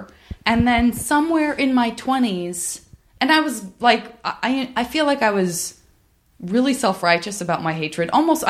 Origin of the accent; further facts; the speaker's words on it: Arizona, United States; I'm from Arizona